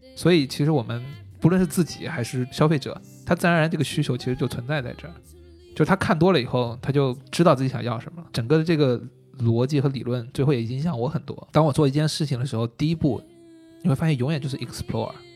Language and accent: Chinese; China; 我是一个中国人